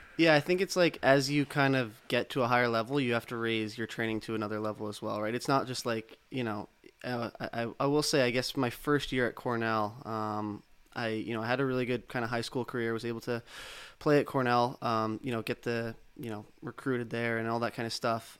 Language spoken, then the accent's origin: English; Toronto, Ontario, Canada; I'm from Toronto, uh, yeah. Uh, just outside in Etobicoke